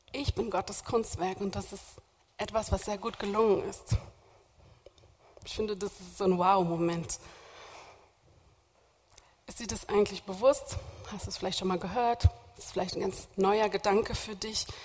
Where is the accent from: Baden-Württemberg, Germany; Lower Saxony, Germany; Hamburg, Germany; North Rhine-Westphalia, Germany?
Hamburg, Germany; born there; now in Berlin, Germany; ich bin zwar nur Besuch aus Berlin, aber ich bin eigentlich gebürtige Hamburgerin